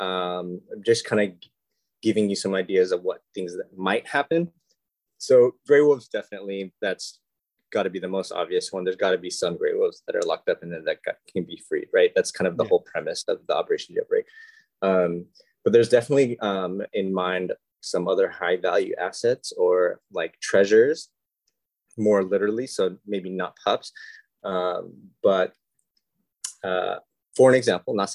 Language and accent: English; Las Vegas, Nevada, United States; moved away; I'm actually from Las Vegas originally